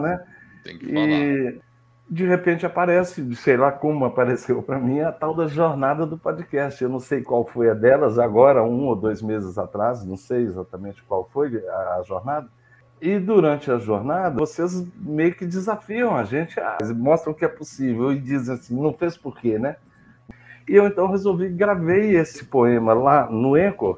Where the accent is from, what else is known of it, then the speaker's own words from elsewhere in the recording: Belo Horizonte, Minas Gerais, Brazil; eu nasci em Belo Horizonte, né, que é terra de montanhas